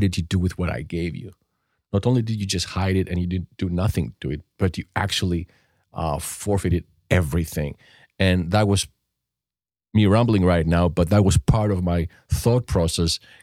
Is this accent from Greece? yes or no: yes; Greece; now in United States; growing up in Europe or, um, in Greece to be specific